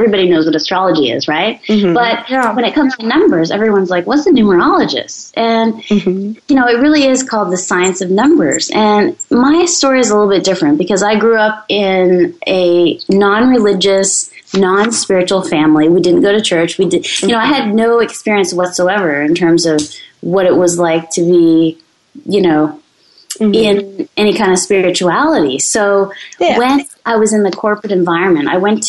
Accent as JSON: {"language": "English", "country": "Canada", "said": "I'm French-Canadian"}